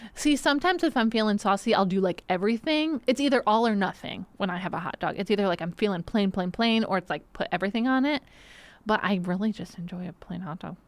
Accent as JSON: {"language": "English", "town": "Benton Harbor", "region": "Michigan", "country": "United States", "tie": "born or raised there", "moved": "yes", "said": "my hometown"}